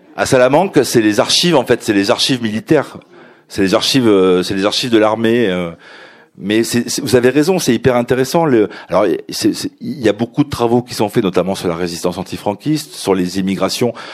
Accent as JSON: {"language": "French", "country": "France", "said": "je suis, je suis français, j'ai un des papiers français"}